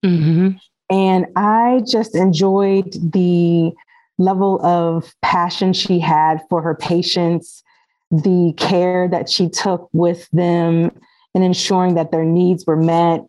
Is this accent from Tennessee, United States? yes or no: no; Alexandria, Virginia, United States; I born and raised in Alexandria, Virginia